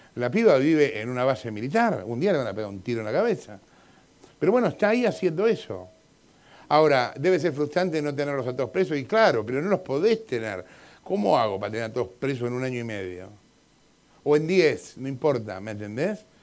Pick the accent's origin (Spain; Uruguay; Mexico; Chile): Chile; Soy, soy chileno